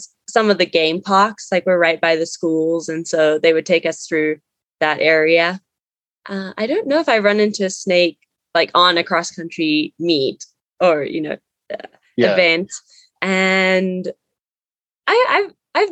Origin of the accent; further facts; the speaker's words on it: Zimbabwe; moved away as an adult; I grew up there, was born and raised, and only left to come over for college